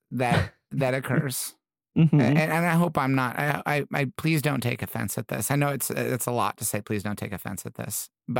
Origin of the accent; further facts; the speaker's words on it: Midwest, United States; I did feel, you know, I grew up in the Midwest.